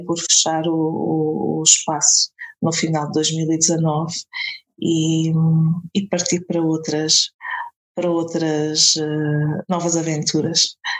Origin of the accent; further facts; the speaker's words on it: a village near Castelo Branco, Centro, Portugal; eu sou de Castelo Branco, uh, não sou de Castelo Branco, sou de uma aldeia é perto, mas pronto, a cidade onde vivo é em Castelo Branco